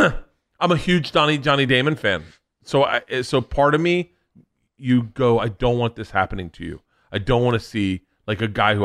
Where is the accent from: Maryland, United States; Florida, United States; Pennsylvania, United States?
Florida, United States; But it's still in my head. Growing up in Florida, you did not do drugs.